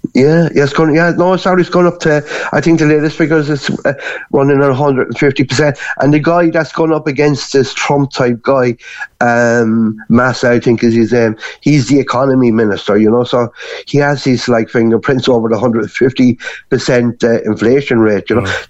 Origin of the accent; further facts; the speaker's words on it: Cork, Munster, Ireland; moved away as an adult; also born or lived in Gran Canaria; now in Canary Islands, Spain; I'm actually from Albert Road in Cork City